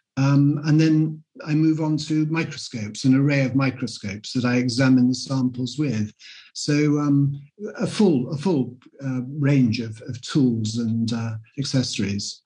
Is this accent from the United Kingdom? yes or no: yes; London, United Kingdom; being a Londoner through and through